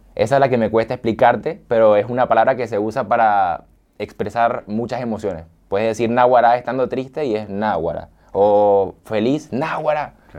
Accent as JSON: {"language": "Spanish", "town": "San Fernando de Apure", "region": "Apure", "country": "Venezuela", "tie": "born or raised there", "moved": "as an adult", "lives_now": "Argentina", "said": "Yo nací en San Fernando de Apure, que es como el llano de allá de Venezuela. Y ahí, bueno, me crié y toda mi vida estuve ahí."}